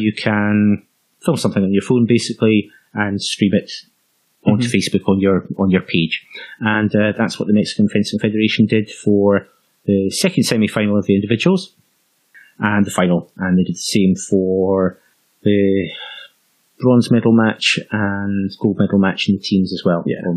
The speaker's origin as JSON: {"language": "English", "region": "Scotland", "country": "United Kingdom", "tie": "born or raised there", "said": "the Scottish Open, a kind of medium-sized open event in our hometown."}